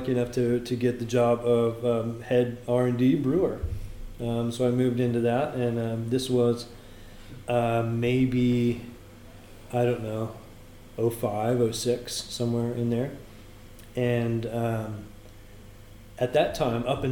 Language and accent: English; California, United States; moved away as an adult; now in North Carolina, United States; I went to high school about 30 miles away from there. I'm from California originally